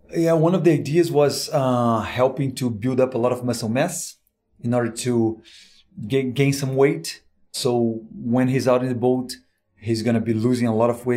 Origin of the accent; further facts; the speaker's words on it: Brazil; now in United States; I'm from Brazil, actually, working here in the States.